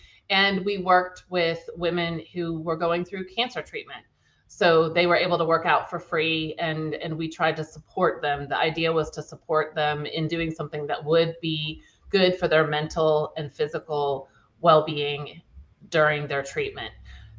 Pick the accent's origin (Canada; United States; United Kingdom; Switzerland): United States; Charlottesville, Virginia; born there; I was born in Charlottesville, Virginia, and have lived all over the country and then ended up coming back to Virginia.